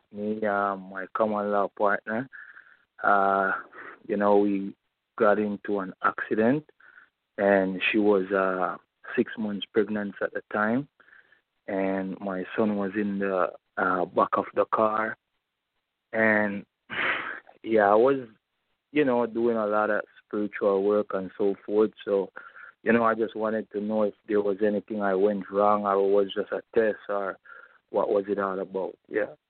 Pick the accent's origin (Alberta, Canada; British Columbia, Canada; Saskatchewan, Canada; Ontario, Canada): Ontario, Canada; Toronto; I'm from Canada, Toronto